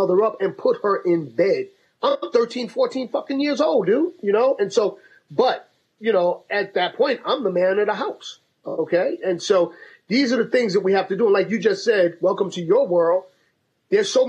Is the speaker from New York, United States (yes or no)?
yes; New York City, New York, United States; now in Massachusetts, United States; I grew up in Harlem in the projects